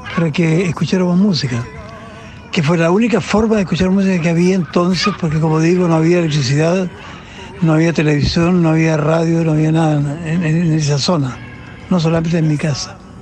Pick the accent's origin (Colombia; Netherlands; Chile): Chile; Nacimiento, Biobío; moved away; Nacimiento donde yo nací